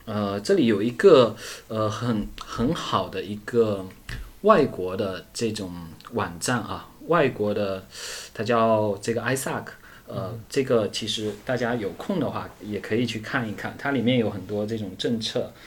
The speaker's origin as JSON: {"language": "Chinese", "town": "Fuzhou", "region": "Fujian", "country": "China", "tie": "born or raised there", "said": "我是出生在福建，呃，福州这边，然后呢，呃，实际上我们福建这边也是比较著名的侨乡，所以，呃，从小就有一颗向南洋的心"}